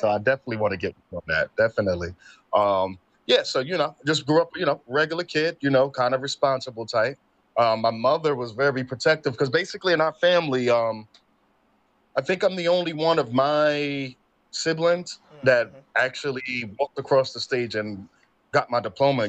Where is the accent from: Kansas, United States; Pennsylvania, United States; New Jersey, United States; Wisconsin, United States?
New Jersey, United States; Newark; born and raised in Newark, New Jersey, graduate of Arts High School.